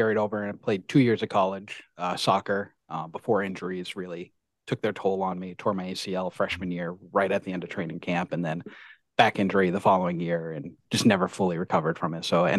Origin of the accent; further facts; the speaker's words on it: Hinsdale, New Hampshire, United States; Grew up in Hinsdale, New Hampshire. Went to high school there, elementary school, everything.